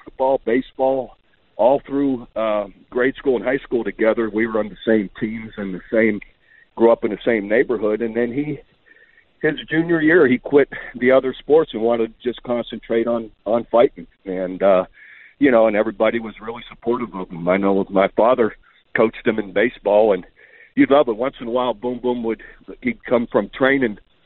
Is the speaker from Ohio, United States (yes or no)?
yes; Youngstown, Ohio, United States; moved away as an adult; also born or lived in Iowa / Kent State / Oklahoma; it's a tough town, steel mill town, and heck, we did everything, man. We grew up in neighborhoods